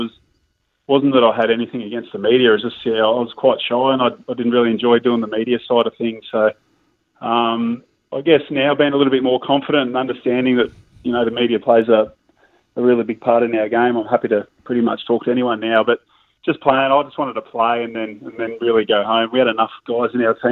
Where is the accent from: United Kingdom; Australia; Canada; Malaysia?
Australia; Geelong, Victoria; I grew up in Geelong